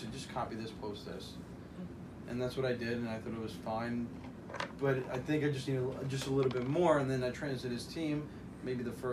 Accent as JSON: {"language": "English", "area": "Long Island", "region": "New York", "country": "United States", "said": "I'm from Long Island"}